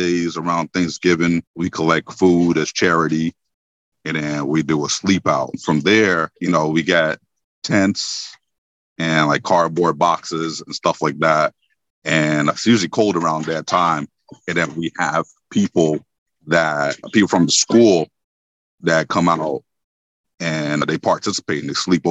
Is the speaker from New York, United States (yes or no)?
yes; New York, United States; moved away as an adult; also born or lived in Winston-Salem, North Carolina; now in North Carolina, United States; I'm originally from New York